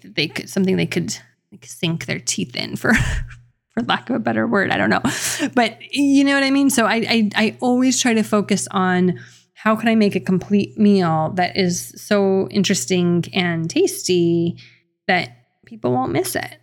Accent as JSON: {"language": "English", "region": "New Mexico", "country": "United States", "said": "I'm from New Mexico"}